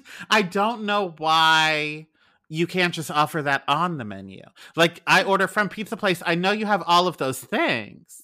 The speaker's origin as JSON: {"language": "English", "town": "Philadelphia", "region": "Pennsylvania", "country": "United States", "said": "I am from Pennsylvania, the Philadelphia side"}